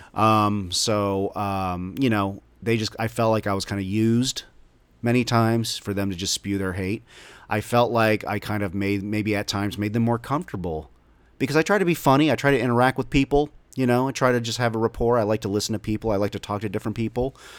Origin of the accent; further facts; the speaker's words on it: Dallas, Texas, United States; also born or lived in Omaha, Nebraska; the suburbs of North Dallas, where I grew up since I was five years old